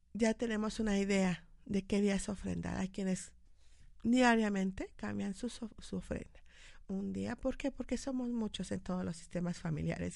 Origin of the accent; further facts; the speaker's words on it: Mexico; como, mexicanos